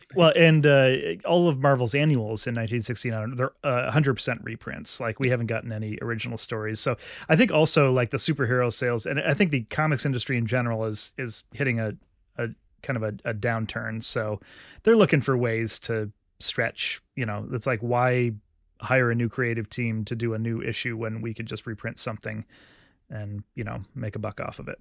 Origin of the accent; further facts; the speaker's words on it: Vermont, United States; my home state of Vermont.